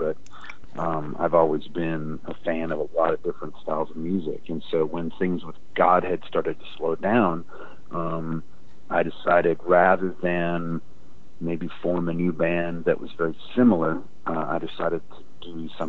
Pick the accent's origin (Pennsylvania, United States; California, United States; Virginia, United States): Virginia, United States; I grew up in Virginia, in the woods of Virginia, and sort of was surrounded by a lot of country music growing up.